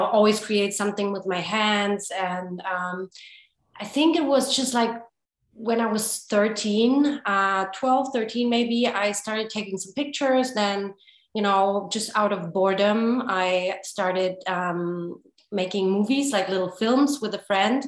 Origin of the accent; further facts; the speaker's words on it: Hamburg, Germany; now in Los Angeles, United States; Born in Germany, in Hamburg, to be precise. And born and raised in Germany